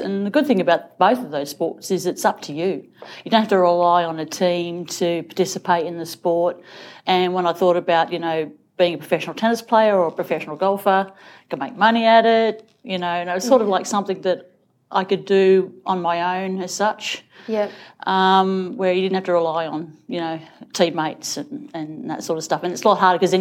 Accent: Coffs Harbour, New South Wales, Australia; also born or lived in Sydney; when we moved back to Sydney from Coffs Harbour when I was 14

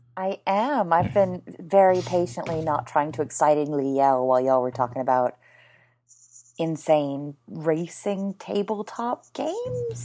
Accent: United States; moved away as an adult; also born or lived in Britain / Texas; now in United Kingdom; I'm an American, but living in Britain, but now in Texas

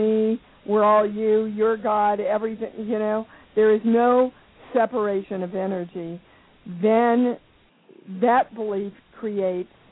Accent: Kansas, United States; moved away as an adult; also born or lived in New York; I come from Kansas, and my big lesson in the Baptist/Methodist churches and upbringing that I had

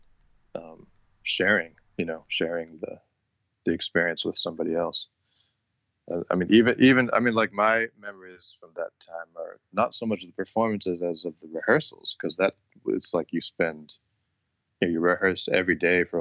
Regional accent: Rochester, New York, United States; I grew up in Rochester, New York, which is, it's a few hundred miles from New York

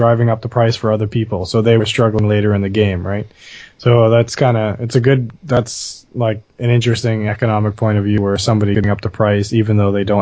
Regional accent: Bahamas; Oh, I, I grew up in the Caribbean, so we had a lot of hurricanes to deal with. Talking to a real Bahamian.

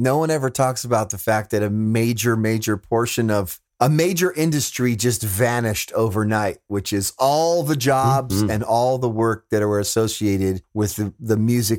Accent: Fresno, California, United States; And I'm from Fresno

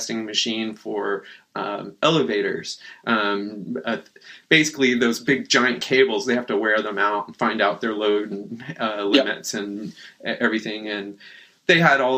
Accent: Boerne, Texas, United States; moved away as an adult; also born or lived in San Antonio, Texas; now in Portland, United States; I grew up in the hill country of Texas, a little bitty town called Bernie.

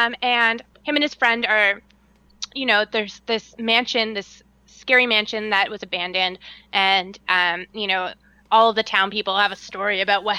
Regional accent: Canada; I talk like this because I'm from Canada.

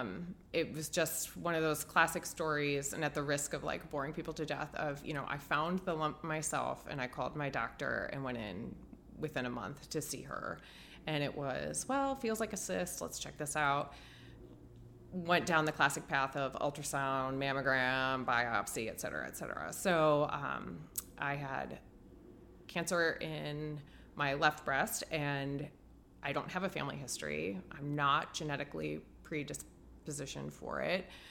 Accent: Ohio, United States; also born or lived in Dallas, Texas / Tampa, Florida; now in Chicago, United States; I grew up in Ohio

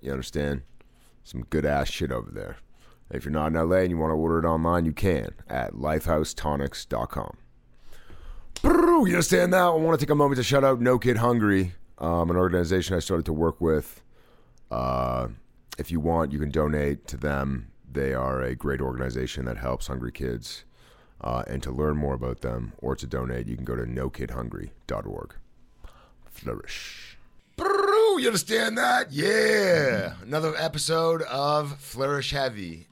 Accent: Toronto, Ontario, Canada; moved away as an adult; when I was a child or growing up in Toronto.

